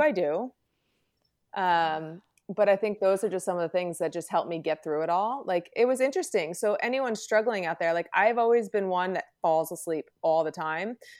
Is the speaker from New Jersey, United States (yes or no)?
yes; New Jersey, United States; born and raised in Jersey